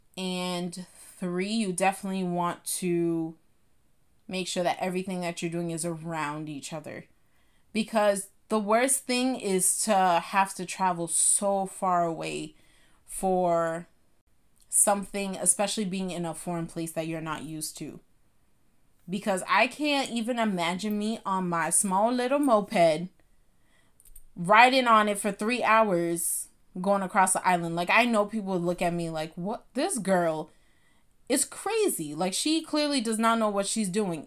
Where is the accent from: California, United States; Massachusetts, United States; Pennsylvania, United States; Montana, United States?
Massachusetts, United States; Boston; I'm from Boston